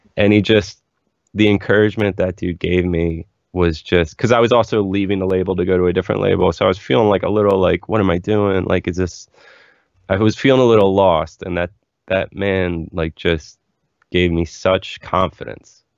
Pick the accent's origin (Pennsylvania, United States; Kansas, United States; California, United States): Pennsylvania, United States; Philadelphia; now in Los Angeles, United States; growing up in Philly